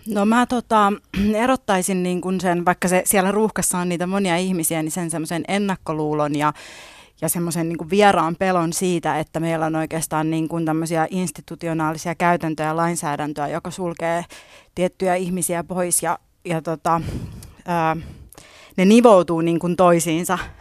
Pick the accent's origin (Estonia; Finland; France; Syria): Finland; first language Finnish; mä oon syntynyt täällä, ollut täällä aina, suomi on mun äidinkieli